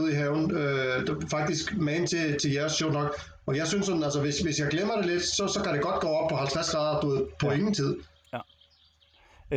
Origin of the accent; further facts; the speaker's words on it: Iceland; now in Denmark; Altså i Island, hvor jeg kommer fra